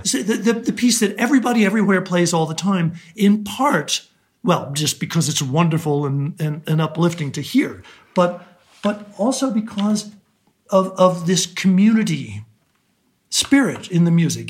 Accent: Alaska, United States; moved away; Alaska is my home in the in the deepest sense, although I now live elsewhere. I will always identify as as an Alaskan

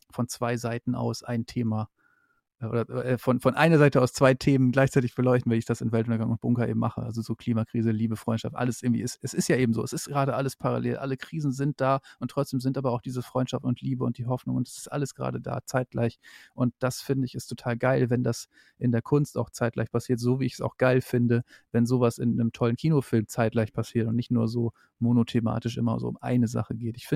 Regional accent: Northern Germany, Germany; ich komme aus dem Norden, ich kenne halt viele so

